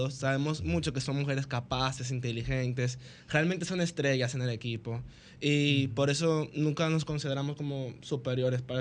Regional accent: Santo Domingo Este, Distrito Nacional, Dominican Republic; soy de los Tres Brazos, en Santo Domingo Este.

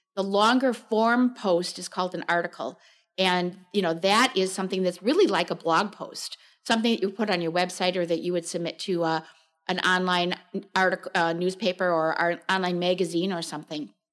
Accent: Chicago suburbs, Illinois, United States; moved away as an adult; now in Wisconsin, United States; I grew up in the Chicago suburbs

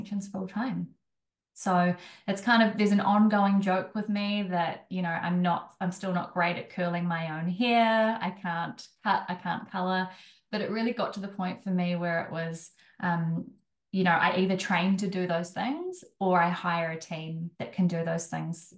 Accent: Wellington, New Zealand; moved away; also born or lived in Auckland; I'm from Wellington

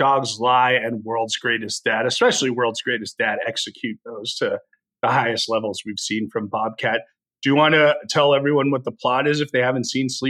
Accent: New Jersey, United States; when I grew up in Jersey

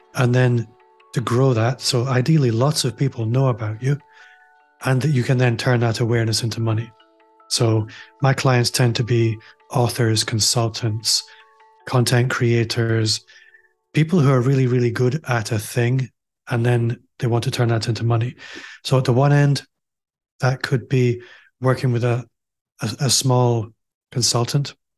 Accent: Aberdeen, Scotland, United Kingdom; moved away as an adult; now in Glasgow, United Kingdom; I'm also from Aberdeen, as you might be able to tell if you're listening

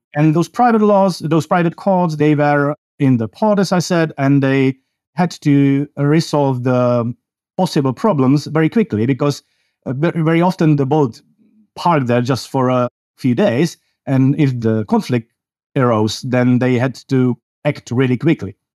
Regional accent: Czechia; I come from the Czech Republic in Central Europe

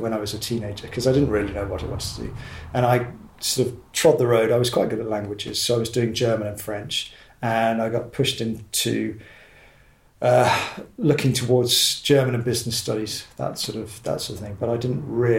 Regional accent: Exeter, South West England, United Kingdom; also born or lived in Warrington / Marylebone, London; now in Newbury, United Kingdom; we grew up on a little farm just outside Exeter in Devon

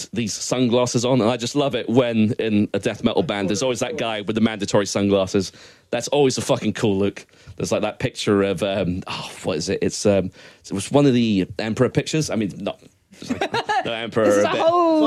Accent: Scotland, United Kingdom; I'm Scottish

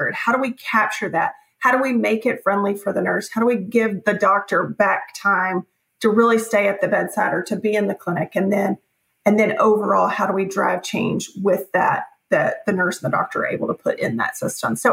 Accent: Nashville, Tennessee, United States; also born or lived in Knoxville / Memphis; I was born and raised here in Nashville

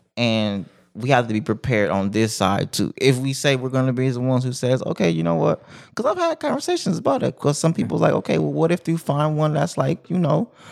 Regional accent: Compton, California, United States; moved away; also born or lived in Hawaii; I come from West Side Compton

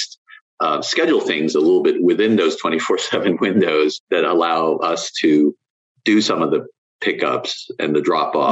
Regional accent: New York City, New York, United States; moved away as an adult; also born or lived in London, United Kingdom; now in Northern Virginia, United States; I'm from New York City originally

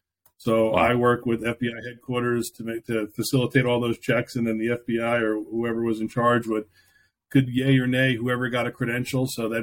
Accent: New York, United States; moved away as an adult; now in Indianapolis, United States; I'm from New York originally, came out to Indianapolis about 9 years ago.

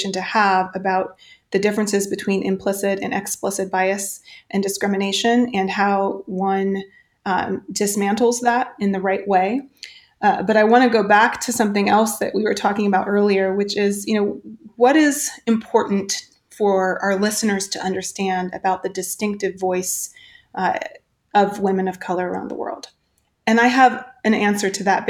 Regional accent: Central Ohio, United States; now in Los Angeles, United States; I grew up in part in Central Ohio, in a town that was incredibly racist

